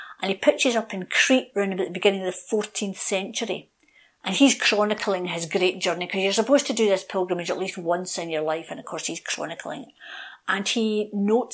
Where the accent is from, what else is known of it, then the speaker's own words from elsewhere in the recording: Scotland, United Kingdom; I'm a Scot, I identify as Scottish, I come from the land of Scotland